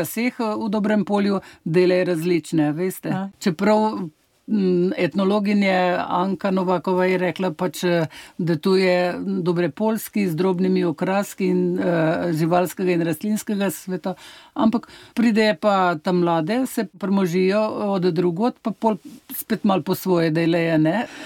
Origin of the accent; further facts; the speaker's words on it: Struge, Central Slovenia, Slovenia; jaz prihajam iz Struk, naprej 12 km od pred Struk, tukaj je dobre polje, pa pri nas eh, ga nismo pekli